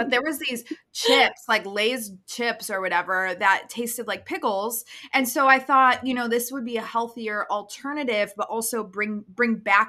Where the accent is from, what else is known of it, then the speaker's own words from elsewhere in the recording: Chicago, Illinois, United States; accent: Chicago; I shook off my Chicago accent.